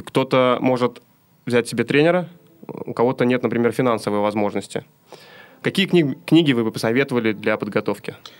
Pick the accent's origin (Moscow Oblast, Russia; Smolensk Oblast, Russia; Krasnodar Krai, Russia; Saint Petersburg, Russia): Saint Petersburg, Russia; мы с вами из Санкт-Петербурга